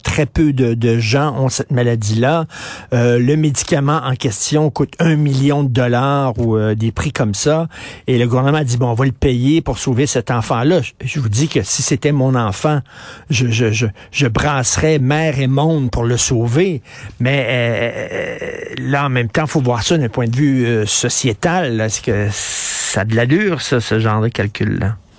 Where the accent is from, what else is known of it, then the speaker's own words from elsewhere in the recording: Montreal, Quebec, Canada; Je viens de Verdun